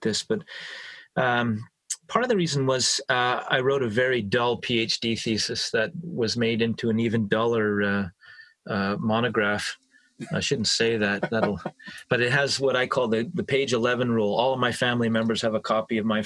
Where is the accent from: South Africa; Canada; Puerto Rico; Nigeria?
Canada; St. Catharines, Ontario; moved away as an adult; now in Boston area, United States; Born and raised in St. Catharines, Ontario.